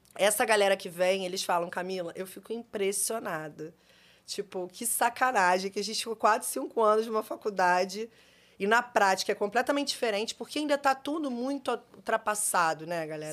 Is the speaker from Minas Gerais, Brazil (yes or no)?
no; Rio de Janeiro, Brazil; Eu nasci no Rio, eu nasci no Rio, eu sempre trabalhei desde os 15 anos